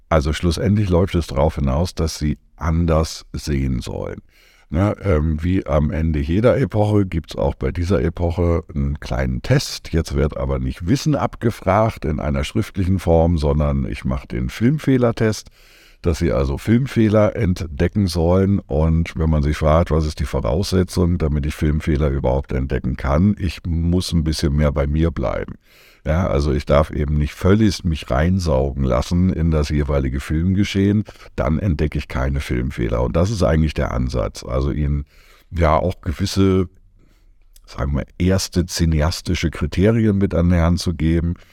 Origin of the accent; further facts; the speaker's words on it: Berlin, Germany; Ja, mache ich gerne. Ja … ich komme aus Berlin